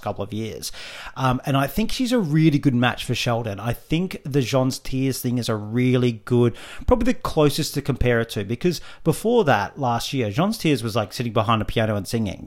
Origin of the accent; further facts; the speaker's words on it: Australia; as Australian fans